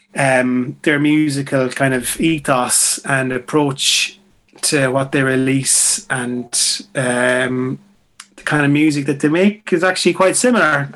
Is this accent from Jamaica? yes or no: no; Mayo, Connacht, Ireland; moved away; people that I grew up with back in Mayo